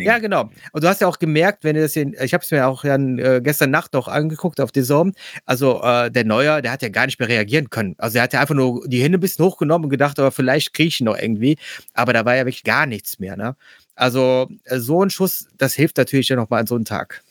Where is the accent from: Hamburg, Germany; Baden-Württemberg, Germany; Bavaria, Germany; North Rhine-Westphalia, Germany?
North Rhine-Westphalia, Germany; Mönchengladbach; gebürtiger Gladbacher